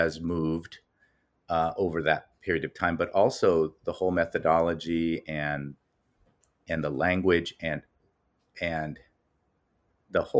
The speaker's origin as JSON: {"language": "English", "town": "Los Angeles", "region": "California", "country": "United States", "tie": "born or raised there", "said": "I'm a native Angeleno, born and raised in Los Angeles"}